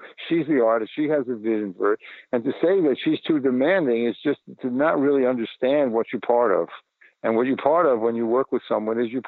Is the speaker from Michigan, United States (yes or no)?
no; New York City, New York, United States; I was born in the Bronx. In 1942.